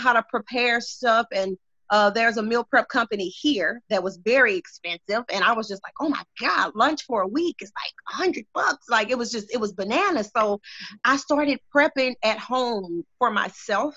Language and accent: English; Beaumont, Texas, United States; I am born and raised here in Beaumont, Texas